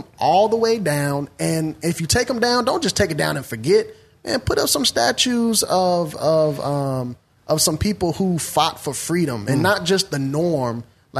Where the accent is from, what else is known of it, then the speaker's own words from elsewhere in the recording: Midwest, United States; I'm from the Midwest